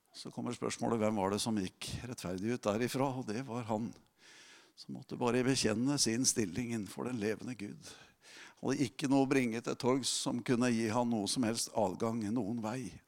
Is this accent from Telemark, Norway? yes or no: yes; Telemark, Norway; moved away; i Telemark, der jeg kommer ifra